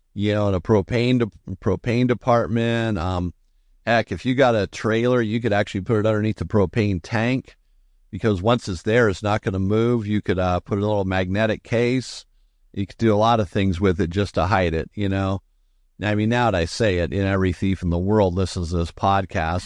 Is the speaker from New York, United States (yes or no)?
no; Southern California, United States; growing up in Southern California. I mean, I went to Disneyland maybe two times